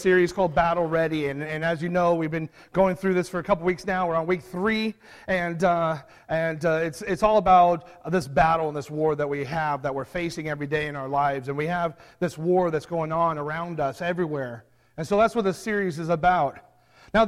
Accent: San Diego, California, United States; I grew up in San Diego

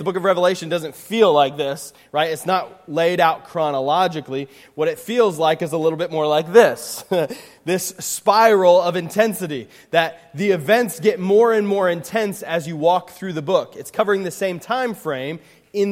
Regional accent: Pennsylvania, United States; now in Indiana, United States; I grew up in Pennsylvania

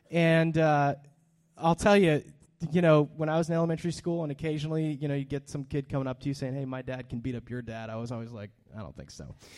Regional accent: Hollister, California, United States; born there; I was born in Hollister, California in 1982

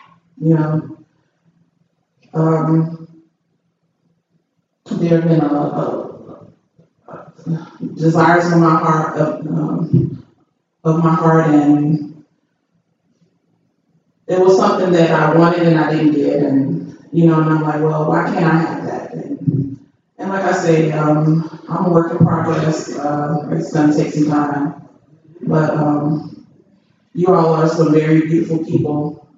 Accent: Texas, United States; I'm only here from Texas. I've been here a year already.

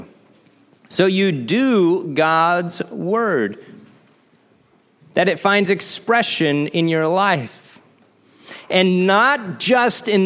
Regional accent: Midwest, United States; growing up in the Midwest

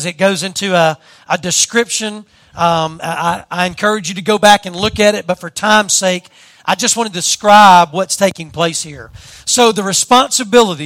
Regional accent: southern Louisiana, United States; accent: southern Louisiana; my southern Louisiana accent

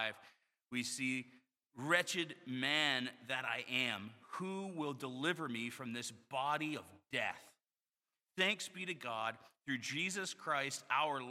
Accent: Florida, United States; moved away; I grew up in Florida

